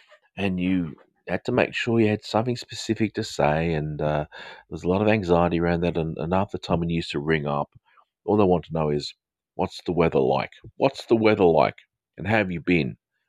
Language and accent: English; Manchester, North West England, United Kingdom; accent: Australian; Okay, my accent is, it's specific, probably Australian accent. However, I was actually born in the United Kingdom, so it's kind of a educated Australian slash maybe a Southern English sort of accent. I'm actually from the north of England, from Lancashire, from Manchester.